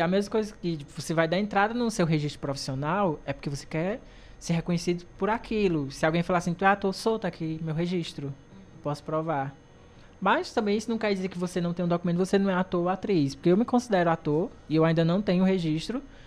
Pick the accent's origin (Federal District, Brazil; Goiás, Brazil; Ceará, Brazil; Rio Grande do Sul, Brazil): Ceará, Brazil; Cariri region; nós três daqui da região